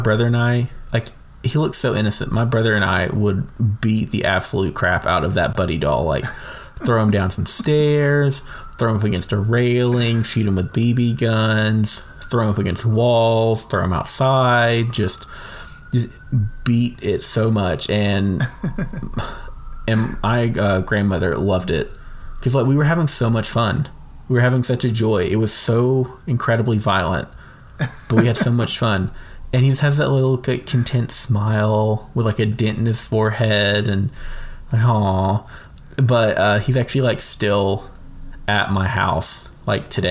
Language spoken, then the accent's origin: English; Stockbridge, Georgia, United States; my mom lives in Stockbridge, which is technically my hometown